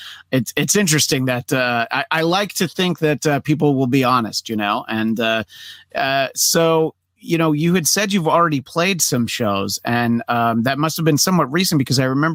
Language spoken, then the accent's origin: English; New York, United States; now in Los Angeles, United States; I'm from New York originally